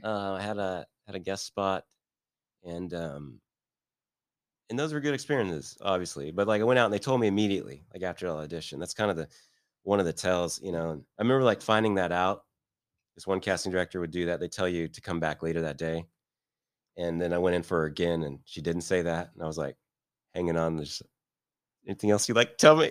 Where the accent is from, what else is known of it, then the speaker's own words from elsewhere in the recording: Midwest, United States; also born or lived in Beverly Hills, California; now in Kansas City, United States; I'm from the Midwest and Midwestern guy